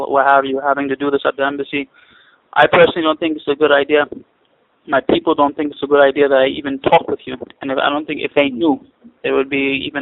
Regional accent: United States; moved away; also born or lived in Kenya; I'm American, you know, I'm a Muslim

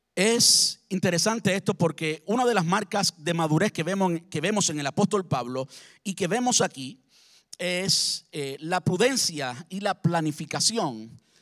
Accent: Cuba; now in Brandon, United States; como buen cubano

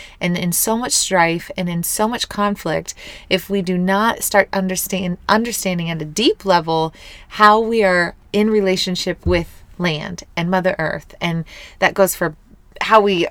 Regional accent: Missouri, United States; moved away; coming back to my hometown. This is where I was born and raised.

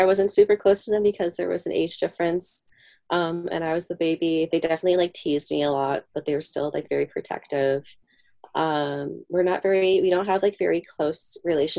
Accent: Fort Dodge, Iowa, United States; now in New York, United States; I was born in Fort Dodge, Iowa in 1993.

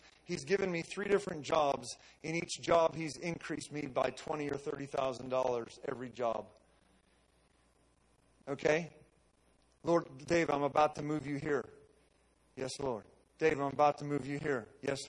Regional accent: Western Pennsylvania, United States; moved away; also born or lived in West Virginia; I grew up in Steel Town, Western Pennsylvania, that lost jobs, man. I grew up in poverty.

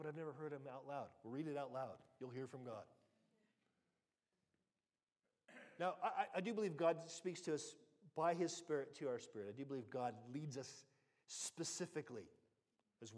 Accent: United States; now in United Kingdom

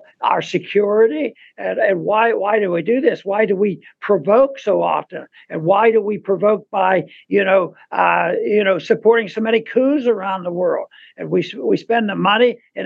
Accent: United States; I'm an American

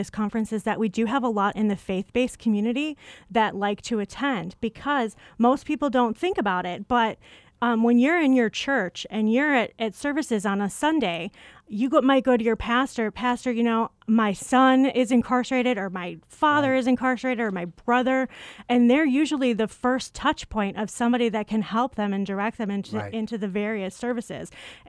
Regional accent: Chicago, Illinois, United States; accent: Chicago; When I came to ASU, I moved here from Chicago. Some people might catch the accent.

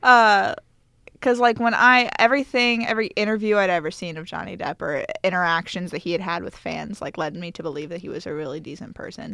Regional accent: United States; as American students, we've, we've grown up hearing

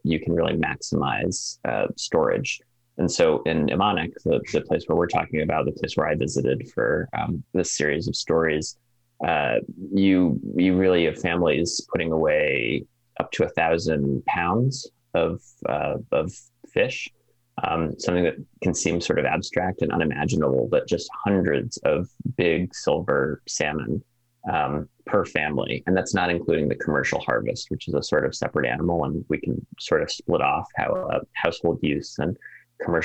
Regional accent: East Coast, near the Connecticut River, New England, United States; now in Alaska, United States; Even the Connecticut River, not far from where I grew up

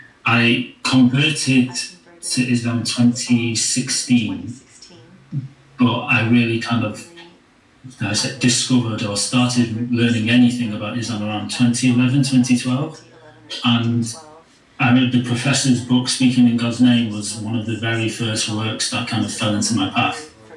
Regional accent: Manchester, North West England, United Kingdom; I'm from Manchester in Northern England.

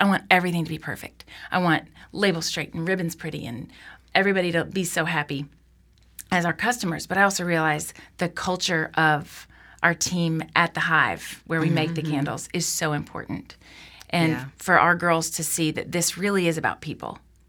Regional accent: Nashville, Tennessee, United States; I grew up in Nashville, so I knew the neighborhoods-ish.

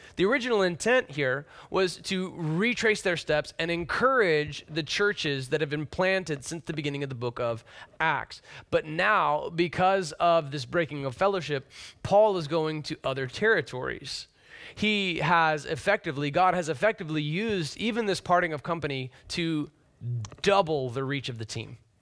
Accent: Deep South, United States; also born or lived in Orlando, Florida / Nashville, Tennessee; now in Seattle, United States; having been born and raised in the Deep South and then lived in the heavily diverse area of Orlando and metropolitan Nashville, now having come here

